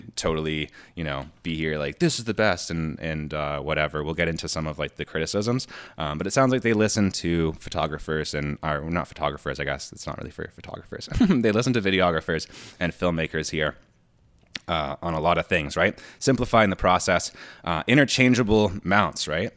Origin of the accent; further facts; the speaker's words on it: Canada; we're Canadian